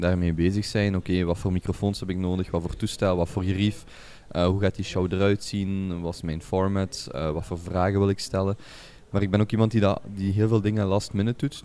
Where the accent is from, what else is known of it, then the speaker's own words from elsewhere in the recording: Genk, Flanders, Belgium; moved away as an adult; also born or lived in Brazil; now in Antwerp, Belgium; ik ben opgegroeid, geboren in Genk